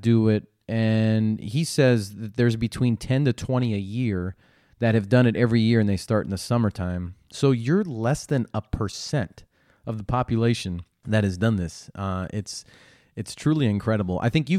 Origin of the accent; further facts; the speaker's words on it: San Diego, California, United States; end up in my hometown of San Diego?